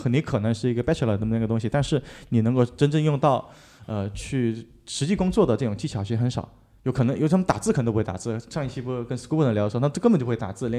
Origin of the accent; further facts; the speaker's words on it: China; 那我那我中国人，这中国青年这面临这么压力，